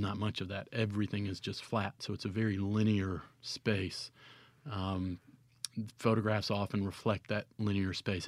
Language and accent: English; Cleveland, Mississippi, United States; also born or lived in Oxford, Mississippi; I was born and raised in Cleveland